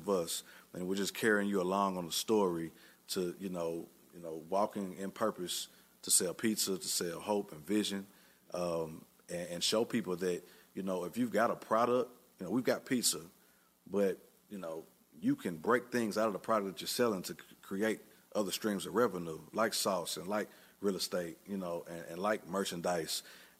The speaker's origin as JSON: {"language": "English", "region": "Tennessee", "country": "United States", "said": "we're from Tennessee, you know, a lot of local farm goods and, you know, people know, you know, Tennessee for that. However, we grew up, you know, in the city and listened to hip hop"}